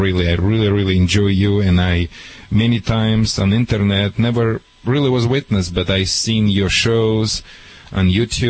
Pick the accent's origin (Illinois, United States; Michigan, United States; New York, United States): Michigan, United States; accent: Michigan; I know I have a little bit Michigan accent because I'm from Midwest.